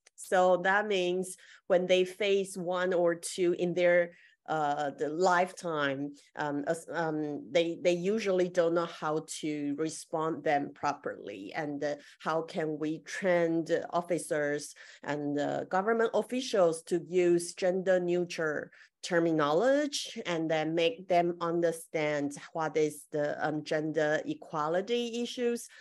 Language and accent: English; Taiwan; I'm from Taiwan right now